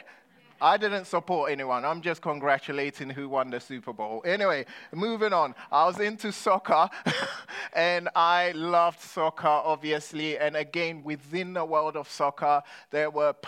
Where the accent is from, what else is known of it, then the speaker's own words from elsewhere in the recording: London, United Kingdom; When I was growing up in London, I was a kid with an identity crisis